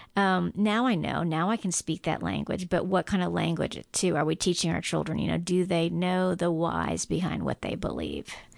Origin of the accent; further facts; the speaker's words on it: Guam; moved away; I grew up on Guam, which was and ninety-eight percent Catholic island